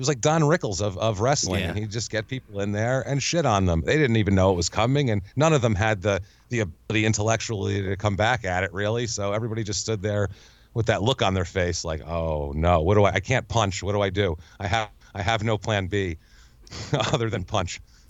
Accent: New York, United States; I grew up in New York.

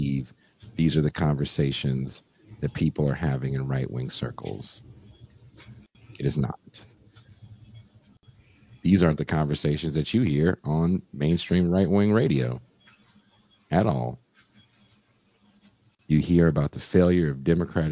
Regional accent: California, United States; I come from California.

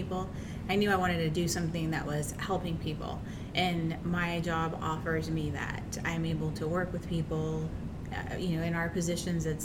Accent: Ontario, Oregon, United States; also born or lived in Idaho; I was born in Idaho, but raised in Ontario

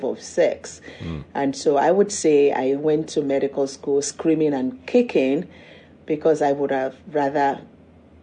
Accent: Nigeria; moved away as an adult; now in United States; I grew up in Nigeria, went to boarding school

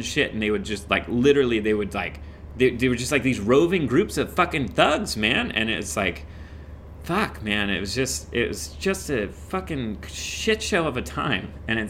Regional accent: Midwest, United States; I came from the Midwest. And here's the thing, is like, for all of the horrible people that I experienced in the Midwest, there were so many good people too.

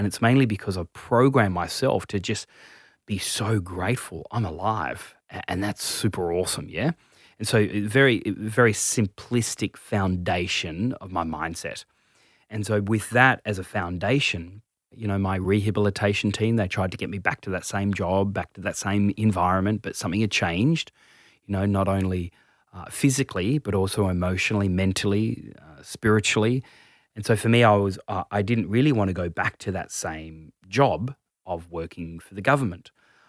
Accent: Tasmania, Australia; Yeah, so I'm originally from Tassie, mum's Indian, father's Scottish, big family, family of 11, ridiculous.

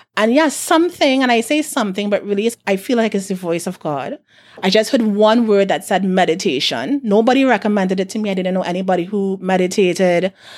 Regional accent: South Trinidad, Trinidad & Tobago; I'm from South

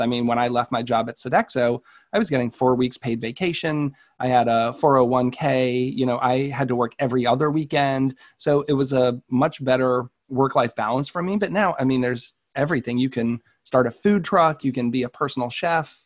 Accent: Marlborough, Massachusetts, United States; our hometown of Marlboro.

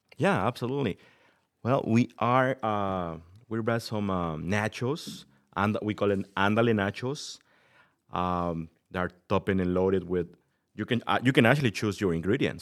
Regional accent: Mexico City, Mexico; moved away as an adult; also born or lived in Massachusetts / Connecticut; now in Sycamore, United States; I'm from Mexico City. I grew up over there.

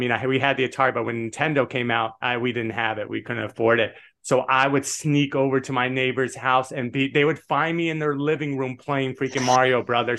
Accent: Las Vegas, Nevada, United States; And we grew up in Vegas. My mom was a blackjack dealer. My dad was a craps dealer.

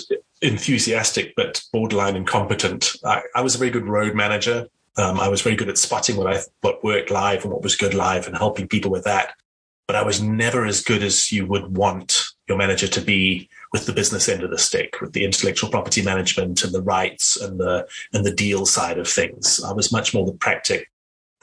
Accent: South Africa; I grew up in South Africa

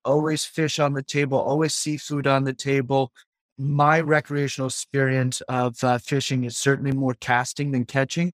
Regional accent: Auburn, Maine, United States; I grew up in Auburn, Maine, which is forty-five minutes north of where we are now in South Portland area, Greater Portland area. I had been there since I was four years old

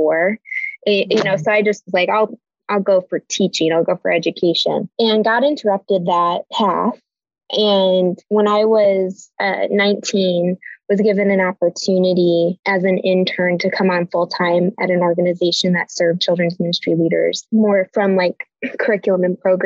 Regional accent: Chicago, Illinois, United States; we're born and raised in the Chicago area. So that's where we're based

